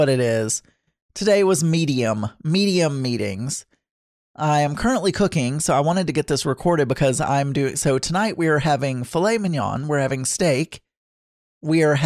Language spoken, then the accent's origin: English; the South, United States; I'm from the South.